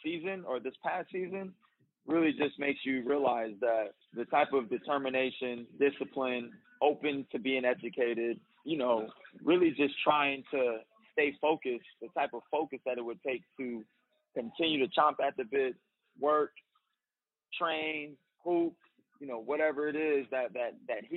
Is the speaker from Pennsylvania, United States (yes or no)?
no; Bay Area, California, United States; I was born in the Bay Area, so I got a little Bay Area swag to me